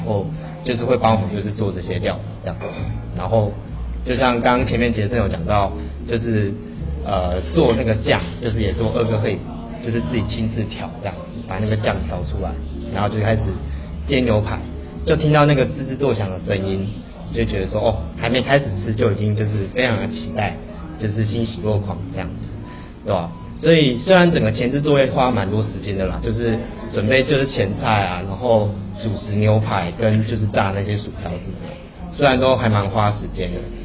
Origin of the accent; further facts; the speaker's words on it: southern Taiwan, Taiwan; now in Taipei, Taiwan; 因为以前本身是男不小孩，所以就是，呃，变老师也没有那么多，然后到北部之后